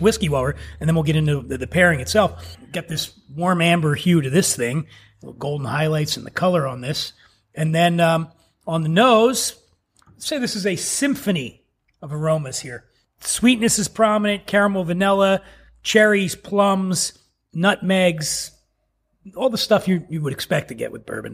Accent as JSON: {"language": "English", "town": "Philadelphia", "region": "Pennsylvania", "country": "United States", "tie": "born or raised there", "said": "I grew up poor in Philly"}